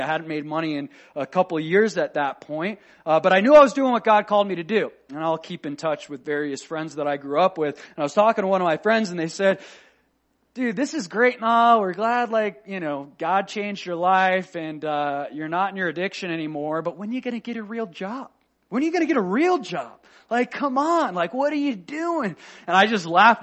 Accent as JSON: {"language": "English", "country": "United States", "said": "I love being American. I'm a proud American boy"}